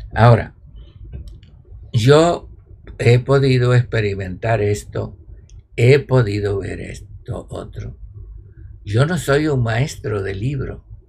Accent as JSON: {"language": "Spanish", "country": "Cuba", "said": "yo soy cubano, los cubanos decimos candela"}